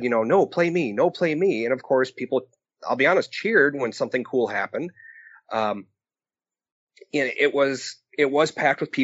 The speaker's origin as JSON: {"language": "English", "town": "Wausau", "region": "Wisconsin", "country": "United States", "tie": "born or raised there", "said": "That's where I grew up and where I'm currently living. Yeah, I'm up in Wausau"}